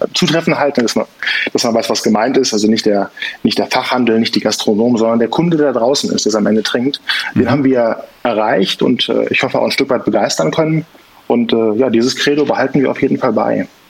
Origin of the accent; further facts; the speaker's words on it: Bonn region, North Rhine-Westphalia, Germany; wir kommen aus dem Rheinland oder hier aus der Bonner Region